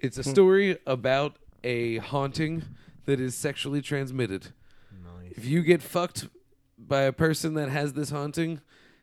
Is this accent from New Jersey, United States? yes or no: yes; New Jersey, United States; I was born in Jersey and I can fucking tell you where Samson Street is.